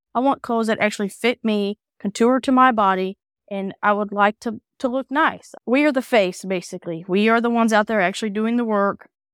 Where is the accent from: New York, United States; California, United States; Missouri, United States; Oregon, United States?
Missouri, United States; Kansas City; moved away as an adult; now in Illinois, United States; I am originally from Kansas City